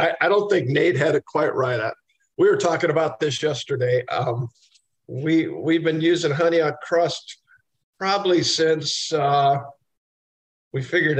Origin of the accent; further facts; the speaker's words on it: Iowa, United States; We were born in the 50s. We grew up in Iowa, and Ron and I both went to college there.